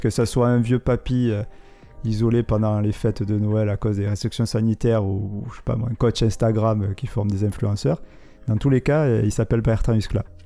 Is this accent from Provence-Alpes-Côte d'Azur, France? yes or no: yes; Marseille, Provence-Alpes-Côte d'Azur, France; il a été tourné dans ma ville natale